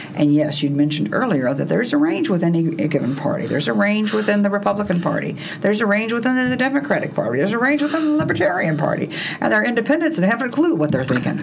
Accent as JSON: {"language": "English", "region": "Texas", "country": "United States", "tie": "born or raised there", "moved": "yes", "said": "I grew up, I'm from Texas"}